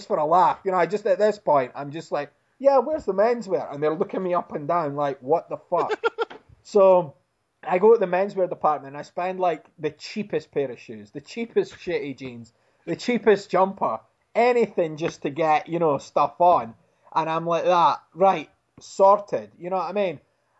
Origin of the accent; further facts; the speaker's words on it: Dundee, Scotland, United Kingdom; my hometown of Dundee, Scotland.